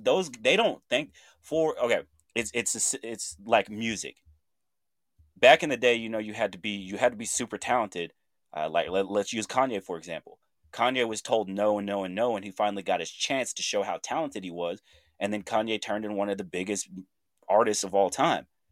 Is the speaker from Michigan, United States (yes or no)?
no; Chandler, Oklahoma, United States; moved away; my hometown, Chandler, Oklahoma